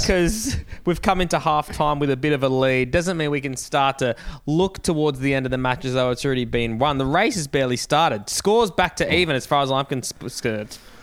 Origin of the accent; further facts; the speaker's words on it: Australia; growing up in Australia